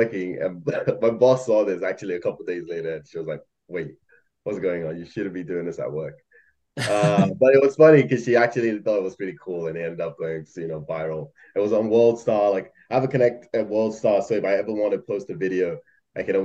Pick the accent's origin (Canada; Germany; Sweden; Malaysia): Malaysia; moved away as an adult; I grew up in Malaysia, and then this I did high school there for like 13 years, and then came over here to, yeah, go to college